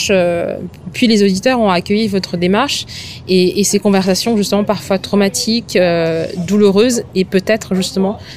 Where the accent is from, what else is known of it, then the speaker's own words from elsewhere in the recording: Madagascar; en tant que malgache